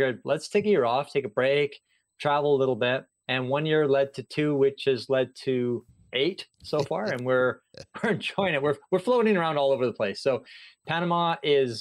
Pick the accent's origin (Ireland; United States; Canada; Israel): Canada; moved away as an adult; also born or lived in Singapore; I grew up in Canada, and I was a public school teacher there